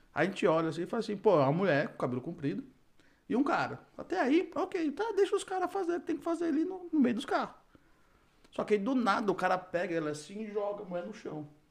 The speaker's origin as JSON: {"language": "Portuguese", "country": "Brazil", "moved": "yes", "said": "eu sou brasileiro também"}